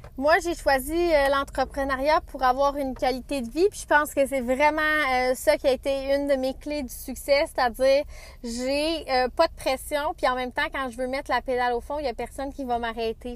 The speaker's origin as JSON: {"language": "French", "town": "Saint-Félix", "region": "Quebec", "country": "Canada", "said": "Je suis de Saint-Félix dans l'anneau"}